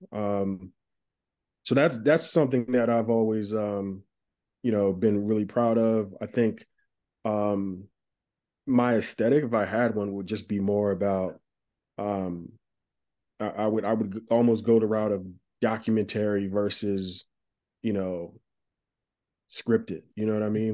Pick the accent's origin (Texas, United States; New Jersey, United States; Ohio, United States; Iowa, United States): New Jersey, United States; Plainfield; now in Brooklyn, United States; I grew up in Plainfield, New Jersey